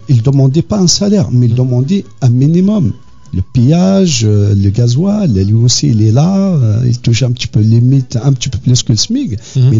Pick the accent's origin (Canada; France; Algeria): Algeria; Kabylie; on est kabyle, on est bien, on est content, on aime bien danser, on a bien soi-disant inculquer cette culture à nos enfants